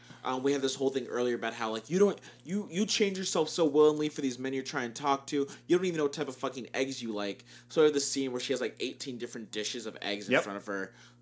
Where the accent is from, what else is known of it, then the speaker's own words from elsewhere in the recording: California, United States; I was born and raised in California.